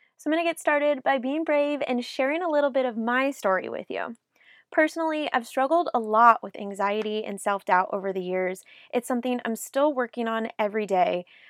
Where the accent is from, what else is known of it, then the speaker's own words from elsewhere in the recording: South Lake Tahoe, California, United States; moved away as an adult; also born or lived in Nashville, Tennessee; I moved from my hometown of South Lake Tahoe, California to Nashville, Tennessee in two thousand